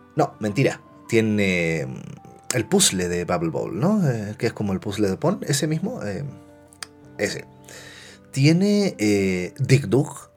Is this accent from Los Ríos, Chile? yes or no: no; Concepción, Biobío, Chile; soy chileno y eh, nací en los 80. ¿va? Eh, entonces cuando niño me tocó ir a muchos salones de maquinitas. Y en la ciudad de Concepción